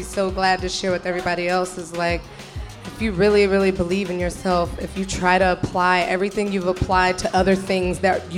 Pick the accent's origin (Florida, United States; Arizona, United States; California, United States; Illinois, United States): Florida, United States; Tallahassee; I'm from Tallahassee, Florida